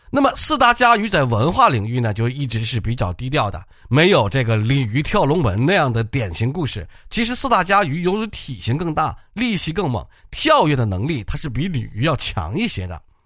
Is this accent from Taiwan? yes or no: no; China; 我们中国人